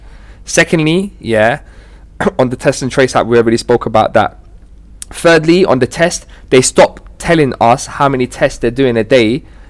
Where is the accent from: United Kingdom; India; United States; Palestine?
United Kingdom; The British government, right? Because you know we're British, innit? We're great, yeah.